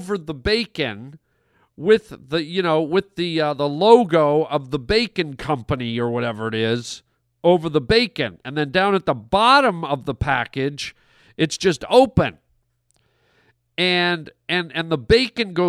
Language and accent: English; Toronto, Ontario, Canada; moved away as an adult; now in Los Angeles, United States; when I grew up, there was not a big Spanish population in Toronto, Canada